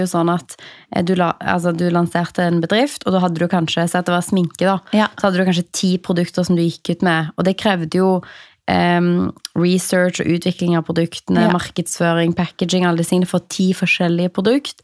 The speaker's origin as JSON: {"language": "Norwegian", "town": "Stavanger", "region": "Rogaland", "country": "Norway", "said": "jeg er fra Stavanger"}